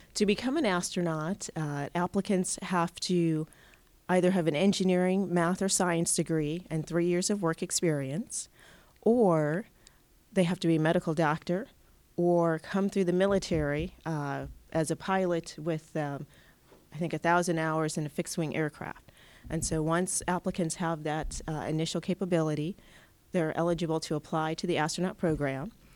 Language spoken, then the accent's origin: English; Pittsfield, Massachusetts, United States; I grew up in Pittsfield, so it's very close to my hometown